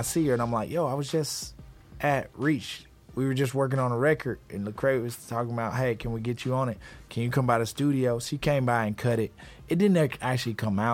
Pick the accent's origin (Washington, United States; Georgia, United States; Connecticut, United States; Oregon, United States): Georgia, United States; Atlanta; I'm from Atlanta, born and raised